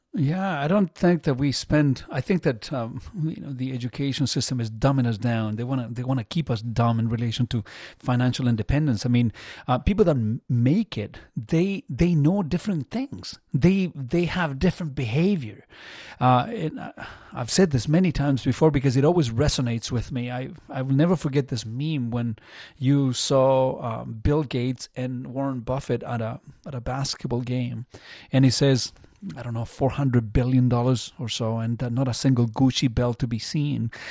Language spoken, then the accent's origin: English; Chile; now in Burlington, Canada; there wasn't a lot of money growing up in Chile.